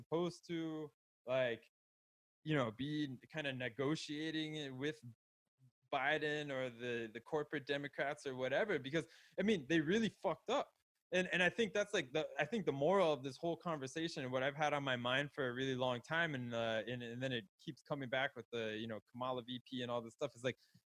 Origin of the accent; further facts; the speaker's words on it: Florida, United States; well, I was in Florida forever, and I was there. I grew up in Palm Beach County